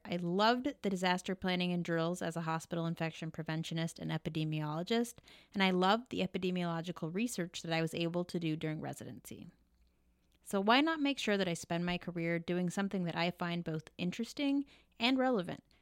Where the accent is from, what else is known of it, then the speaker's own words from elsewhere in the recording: Oregon, United States; moved away as an adult; also born or lived in New York City / Stockton, California / Eugene, Oregon / Portland, Oregon; now in Washington, D.C., United States; I'm from Oregon